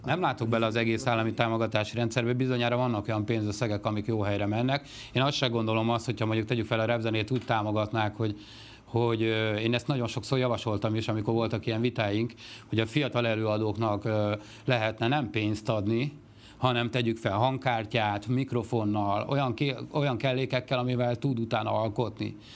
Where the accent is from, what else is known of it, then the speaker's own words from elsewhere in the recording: Miskolc, Borsod-Abaúj-Zemplén, Hungary; also born or lived in Mezőkövesd; én mezőkövesdi születésű vagyok, de Miskolton szocializálódtam, a középiskolát már ott végeztem